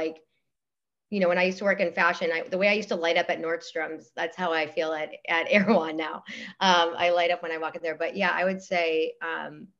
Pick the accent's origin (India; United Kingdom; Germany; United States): United States; West Coast; I'm from the West Coast